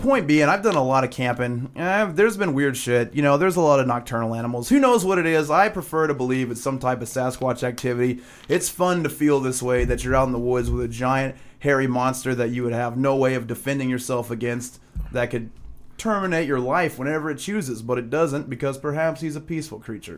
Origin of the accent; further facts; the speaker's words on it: Arkansas, United States; we're from Arkansas